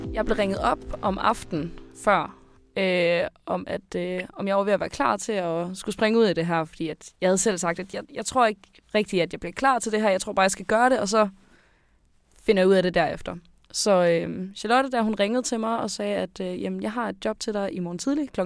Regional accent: Skive, Central Denmark Region, Denmark; jeg er 22 år gammel, jeg kommer fra Skive

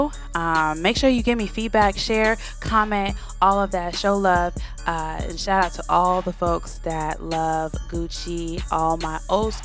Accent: Florida, United States; I was raised in Florida

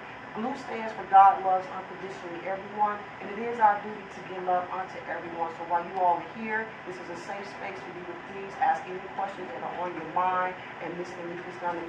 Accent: Atlanta, Georgia, United States; now in Newport News, United States; I'm from Atlanta, Georgia myself

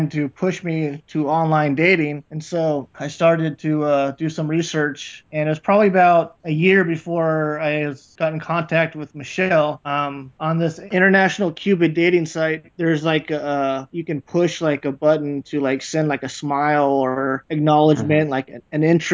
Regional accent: California, United States; I was born and raised here in California.

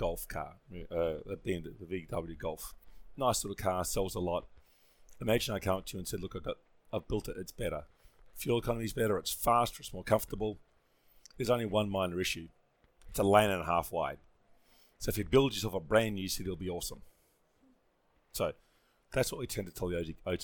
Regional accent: Australia; I grew up in Australia

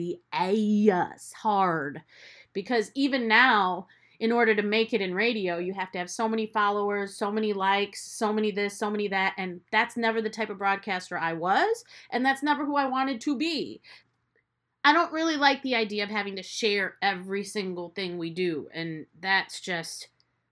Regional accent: United States; as a kid growing up first generation here

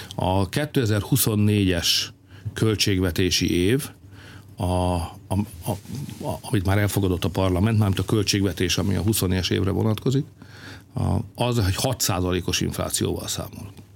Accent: Hungary; mi magyarok vagyunk

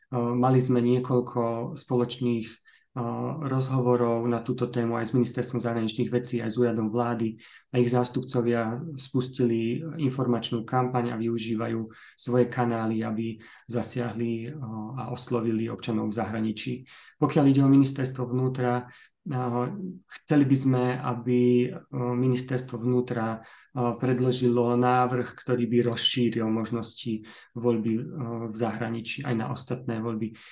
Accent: Slovakia; now in Prague, Czech Republic; sme vyrastali na Slovensku

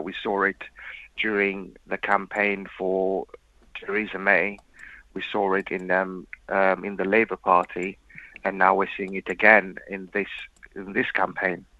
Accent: Mauritius; moved away; I was raised in Mauritius

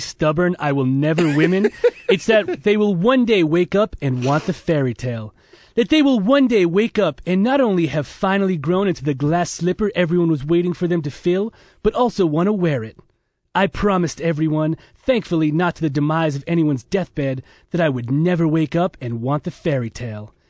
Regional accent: Massachusetts, United States; I was from Massachusetts

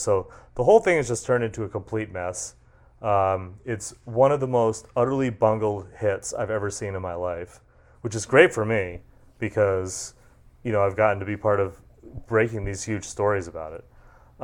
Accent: Massachusetts, United States; I grew up in Massachusetts

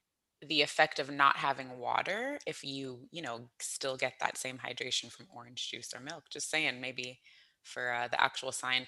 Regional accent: Florida, United States; I born and raised in Florida, you know, oranges all around, license plates have oranges.

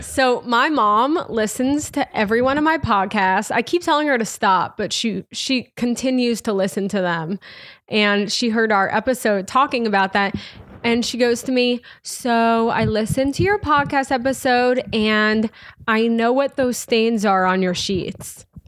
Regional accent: Irvington, New York, United States; moved away as an adult; also born or lived in Hawaii / Manhattan, New York; I grew up in Westchester, the suburb outside the city, in a small town called Irvington along the Hudson River

